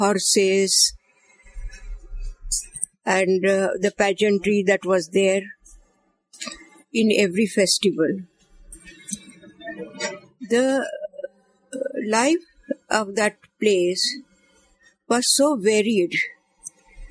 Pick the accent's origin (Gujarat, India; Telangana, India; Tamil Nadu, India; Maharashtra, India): Maharashtra, India; Kolhapur; first language Marathi; English is a second language; also born or lived in Bombay; now in Mumbai, India; I was born in Kolhapur, a princely state in Maharashtra